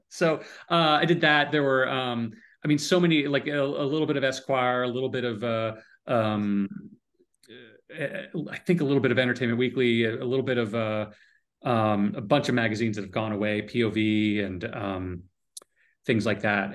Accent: Connecticut, United States; moved away as an adult; also born or lived in San Francisco; I grew up in Connecticut

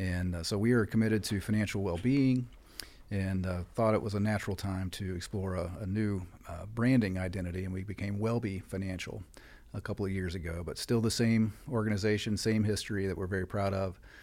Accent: West Virginia, United States; moved away as an adult; also born or lived in North Carolina; now in Clear Lake, Texas, United States; I'm from the East Coast originally. I grew up in West Virginia

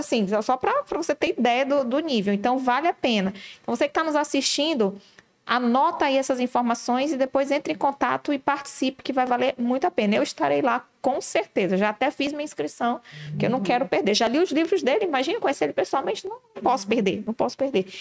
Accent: Manaus, Amazonas, Brazil; nós que somos de Manaus

